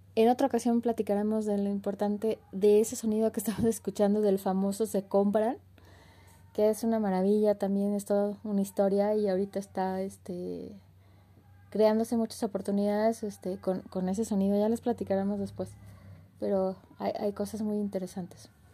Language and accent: Spanish; Mexico; nos unen como mexicanos